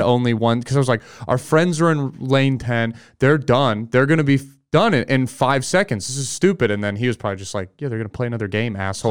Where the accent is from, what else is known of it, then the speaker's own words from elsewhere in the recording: California, United States; I grew up in California